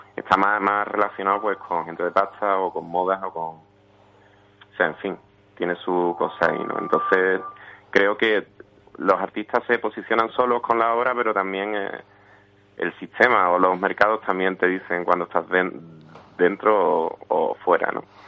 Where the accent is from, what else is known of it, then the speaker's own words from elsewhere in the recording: Villanueva del Río y Minas, Andalusia, Spain; also born or lived in Seville; infancia en mi pueblo, Villanueva del Río de Mina